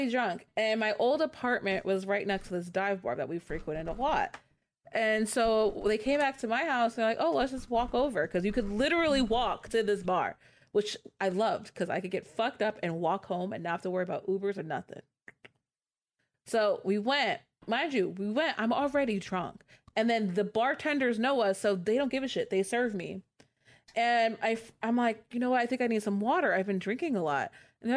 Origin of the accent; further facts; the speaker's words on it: California, United States; I'm from California.